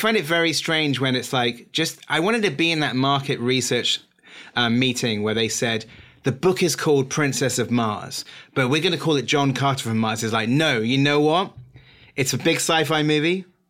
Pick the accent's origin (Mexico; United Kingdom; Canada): United Kingdom; As a Brit